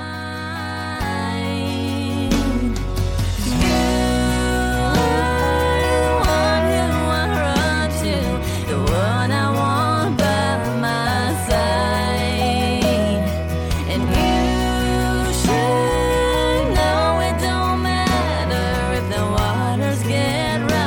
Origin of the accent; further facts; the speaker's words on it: Michigan, United States; now in Tennessee, United States; I'm from Michigan, so up north